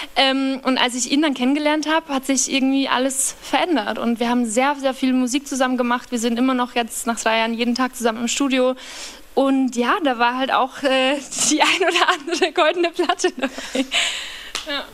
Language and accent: German; Upper Palatinate, Bavaria, Germany; now in Berlin, Germany; Aus einem sehr, sehr, sehr, sehr, sehr, sehr, sehr, sehr kleinen Dorf, ähm, in der Oberpfalz kam, heißt es. Ähm, und das Dorf, wo ich aufgewachsen bin, heißt Kamünza.